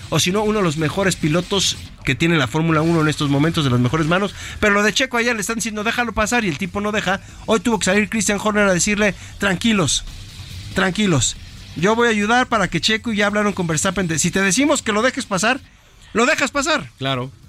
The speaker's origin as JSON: {"language": "Spanish", "country": "Mexico", "said": "como mexicano"}